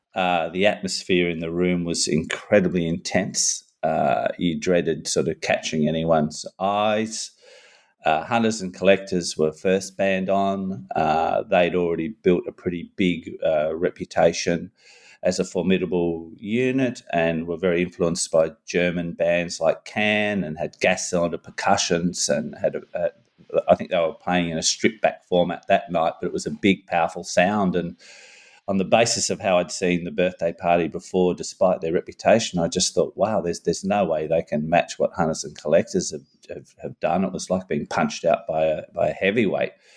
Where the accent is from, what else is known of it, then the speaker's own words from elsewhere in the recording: Newcastle, New South Wales, Australia; Newcastle, my hometown